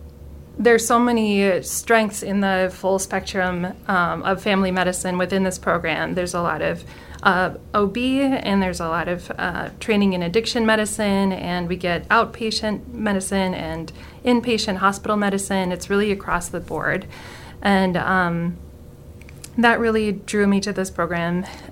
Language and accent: English; Minnesota, United States; moved away as an adult; now in Port Angeles, United States; I'm from Minnesota. I grew up about an hour north of Minneapolis